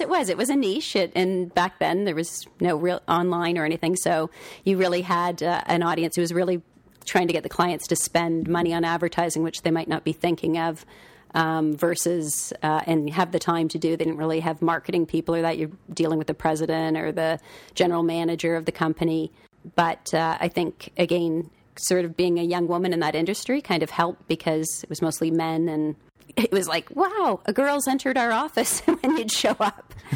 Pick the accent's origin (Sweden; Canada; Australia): Canada; Toronto, Ontario; also born or lived in Collingwood, Ontario; most of my, uh, youth was in Don Mill, so, which was a fun place to grow up